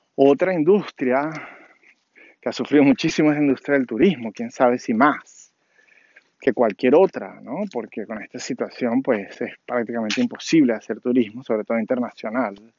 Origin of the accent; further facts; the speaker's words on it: Caracas, Capital District, Venezuela; moved away as an adult; now in Washington, D.C., United States; nací en Caracas, Venezuela, vivo en las afueras de de Washington, D.C., en Estados Unidos, de hace 15 años